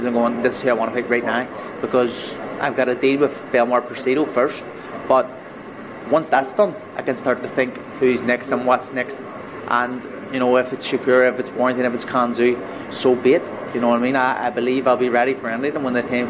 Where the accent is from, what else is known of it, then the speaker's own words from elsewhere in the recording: Ireland; moved away as an adult; now in London, United Kingdom; I'm from Ireland. I have a house in Ireland, but I'm here living in London